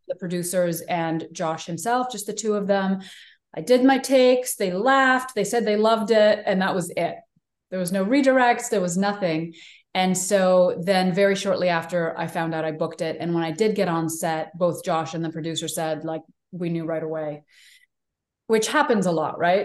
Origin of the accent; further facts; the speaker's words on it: Israel; moved away; also born or lived in New York; I grew up in Israel for most of my childhood